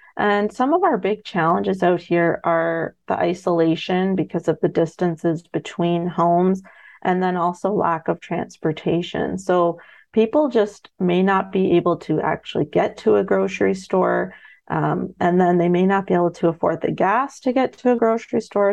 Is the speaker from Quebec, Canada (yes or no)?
no; London, Ontario, Canada; also born or lived in Middlesex Centre, Ontario; I grew up in London, Ontario, in the suburbs.